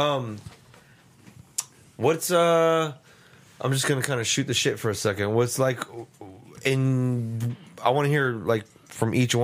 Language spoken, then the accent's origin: English; Texas, United States; we're from Texas.